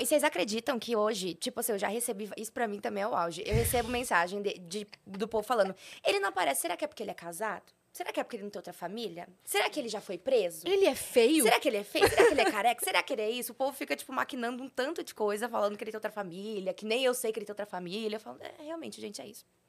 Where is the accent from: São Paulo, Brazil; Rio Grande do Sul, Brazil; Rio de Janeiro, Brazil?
São Paulo, Brazil; Poá; moved away as an adult; now in São Paulo, Brazil; Eu sou de São Paulo, só que eu, eu falo interior, mas não é interior. É Poá, é a cidade onde eu nasci, que é perto ah, de Mogi das Cruzes